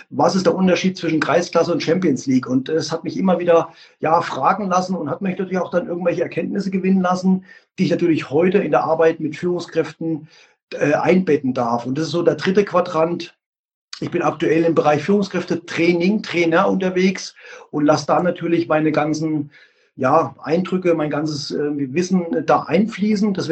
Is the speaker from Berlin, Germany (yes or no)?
no; Leipzig, Saxony, Germany; Also wie gesagt, ich bin ein Leipziger Junge und der AFK Leipzig stand und steht immer noch für Qualität.